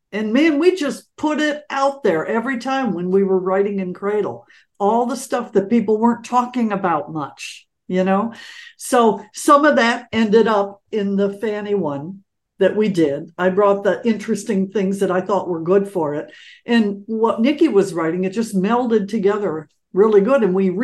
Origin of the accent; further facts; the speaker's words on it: Detroit, Michigan, United States; also born or lived in Los Angeles; when I came from Detroit, you know, it was a different thing.